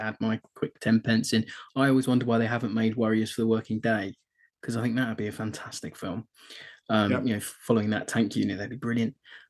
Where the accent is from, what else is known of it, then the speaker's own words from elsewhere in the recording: United Kingdom; we are British